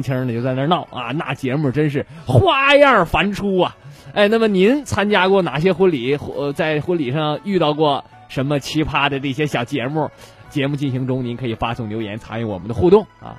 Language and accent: Chinese; Shenyang, Liaoning, China; 咱们沈阳这边北方这边